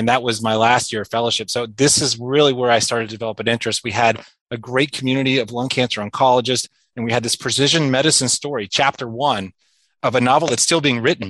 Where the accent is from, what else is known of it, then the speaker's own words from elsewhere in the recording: South Georgia, United States; moved away as an adult; also born or lived in New York City; now in Washington, D.C., United States; I grew up in South Georgia and, you know, well below the perimeter of Atlanta, which is an important distinction